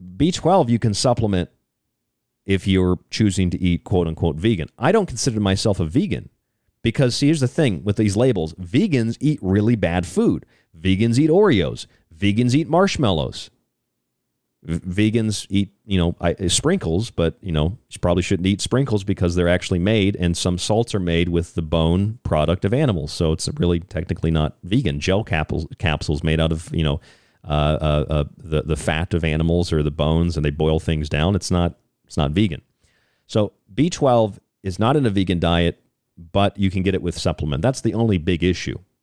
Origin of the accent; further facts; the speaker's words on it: Florida, United States; I'm from Florida